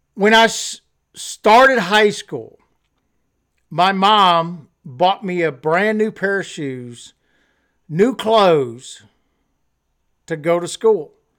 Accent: Louisiana, United States; when I was going to school and growing up in Louisiana

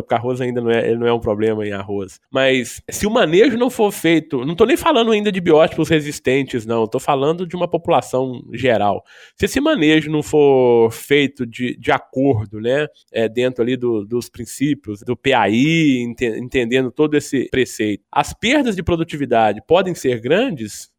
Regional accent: Minas Gerais, Brazil; como um bom mineiro

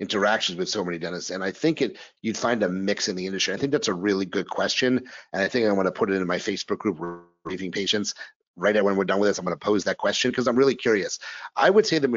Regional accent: New York, United States; also born or lived in New Orleans; now in Philadelphia, United States; I'm a New Yorker living in Philadelphia

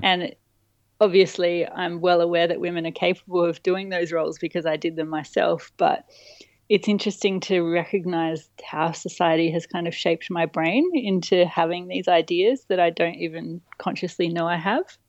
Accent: Adelaide, South Australia, Australia; also born or lived in Murray Bridge, Australia / Nagoya, Japan; most of my childhood was in Adelaide, but via a detour

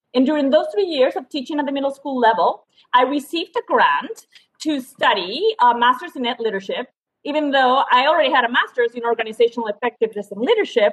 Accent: Spain; moved away as an adult; also born or lived in France / Suffolk, Virginia; now in United States; I'm originally from Spain, went to a French university

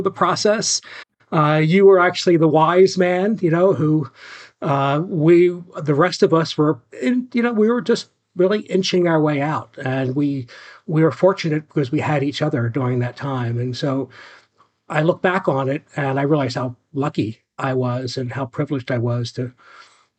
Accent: outside of Philadelphia, Pennsylvania, United States; now in Florida, United States; I grew up outside of Philadelphia in a working class Irish Catholic community and family.

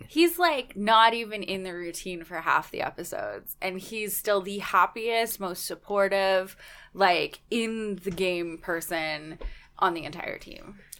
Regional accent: Canada

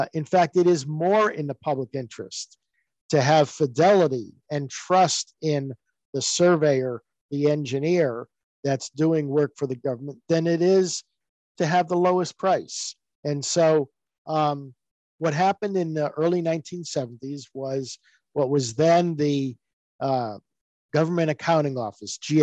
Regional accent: Connecticut, United States; moved away as an adult; now in Washington, D.C., United States; I grew up in Connecticut, came to Washington to go to college and never left

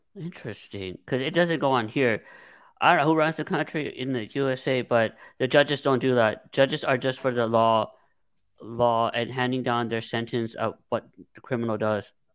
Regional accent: Los Angeles, California, United States; I'm from the San Fernando Valley

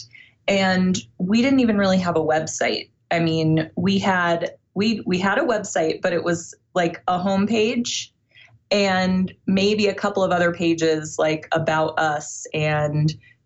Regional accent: Iowa, United States; I was born in Iowa.

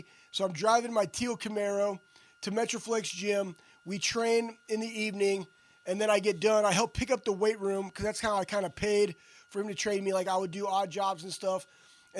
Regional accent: Texas, United States; growing up in Texas, hunting pigs

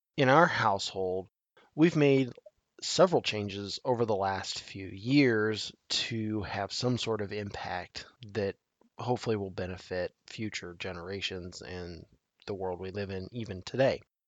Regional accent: Nebraska, United States; my home state of Nebraska

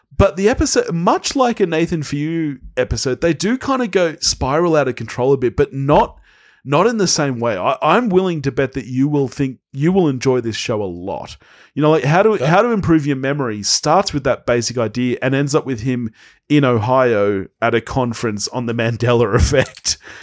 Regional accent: Australia; As Australians

